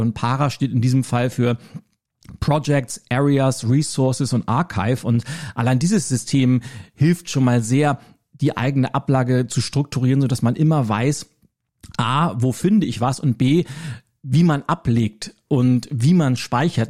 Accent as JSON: {"language": "German", "region": "Schleswig-Holstein", "country": "Germany", "said": "als Schleswig-Holsteiner drücke ich"}